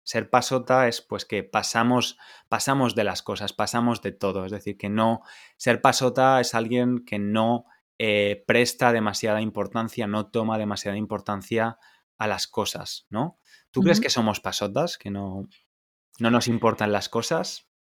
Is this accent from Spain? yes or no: yes; Valencia, Valencian Community, Spain; also born or lived in England; Yo soy valenciano, soy de Valencia